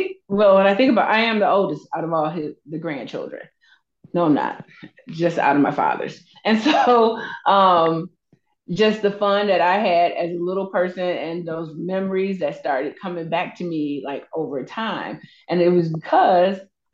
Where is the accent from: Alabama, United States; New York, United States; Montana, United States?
Alabama, United States; Anniston; moved away; also born or lived in Georgia; I am from Anniston, Alabama, a little bitty town, probably like 2 hours away from Atlanta, and then probably 2 hours, maybe 1.5 hours away from Birmingham. I grew up there. I was born there, but didn't live there all my time